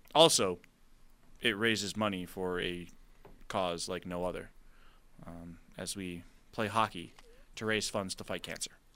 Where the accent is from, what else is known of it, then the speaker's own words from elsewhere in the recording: Buffalo, New York, United States; we're from Buffalo